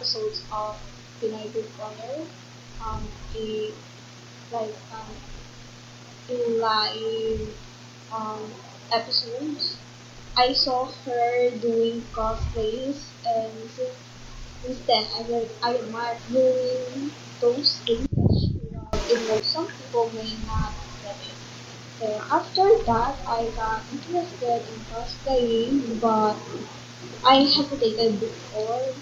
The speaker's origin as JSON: {"language": "English", "country": "Philippines", "said": "from the Philippines"}